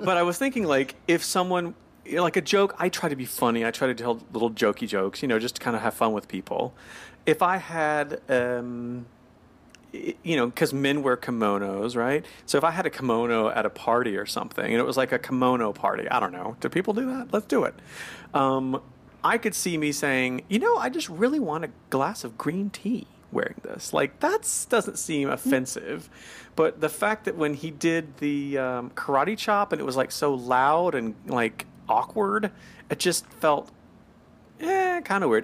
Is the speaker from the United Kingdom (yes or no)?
no; the South, United States; I'm from the South